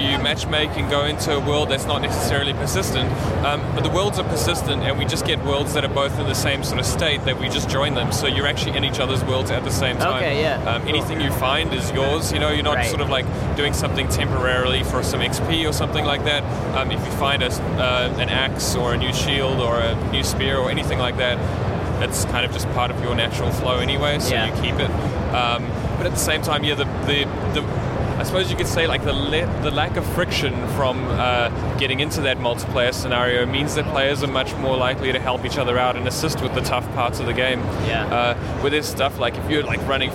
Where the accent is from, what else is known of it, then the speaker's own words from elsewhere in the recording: New Zealand; We're from New Zealand